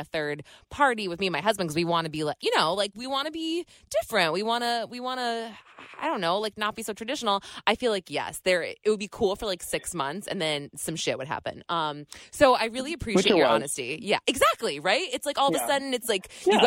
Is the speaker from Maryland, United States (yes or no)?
no; New Hampshire, United States; my hometown of New Hampshire